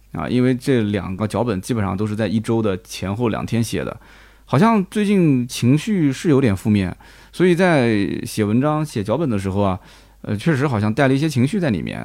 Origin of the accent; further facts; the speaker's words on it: Nanjing, Jiangsu, China; accent: Nanjing dialect; 我们南京的当地方言